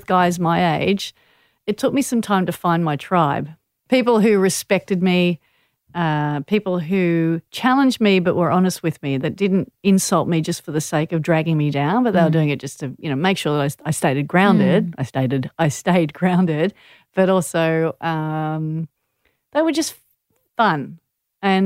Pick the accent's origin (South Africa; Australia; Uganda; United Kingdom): Australia; Manly, New South Wales; growing up in Manly, I had the distinct advantage of being surrounded by world champion surfers.